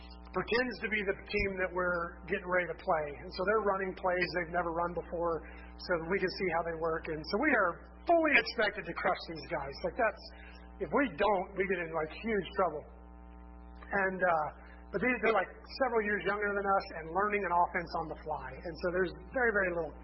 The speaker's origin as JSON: {"language": "English", "town": "Lansing", "region": "Kansas", "country": "United States", "tie": "born or raised there", "said": "I grew up in Lansing, Kansas, which is not that far from here."}